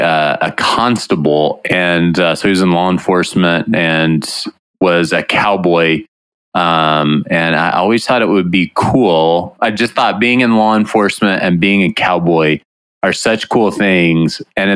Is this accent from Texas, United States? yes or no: yes; Texas, United States; in Texas, as I'm from Texas